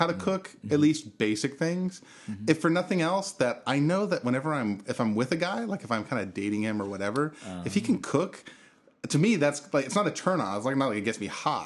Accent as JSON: {"language": "English", "town": "Bakersfield", "region": "California", "country": "United States", "said": "I'm from Bakersfield"}